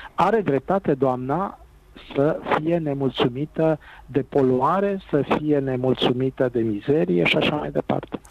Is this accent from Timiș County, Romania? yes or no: yes; Timișoara, Timiș County, Romania; Și eu sunt timișorean, și eu sunt bănățean